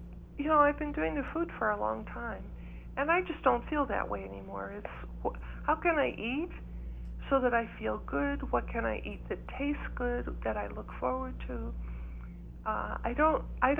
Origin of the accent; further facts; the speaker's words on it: East Coast, United States; also born or lived in Ireland (ancestry); now in New Mexico, United States; because I grew up in the East Coast.